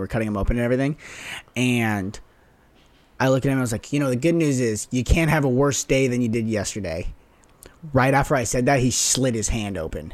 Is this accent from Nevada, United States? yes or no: yes; Las Vegas, Nevada, United States; moved away; play from my hometown